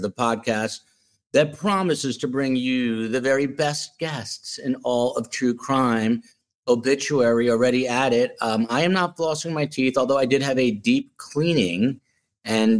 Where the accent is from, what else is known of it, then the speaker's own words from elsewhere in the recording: New Jersey, United States; moved away as an adult; also born or lived in Manhattan, New York / Washington, D.C. / Tucson, Arizona; now in Miami, United States; I am from the East Coast, New Jersey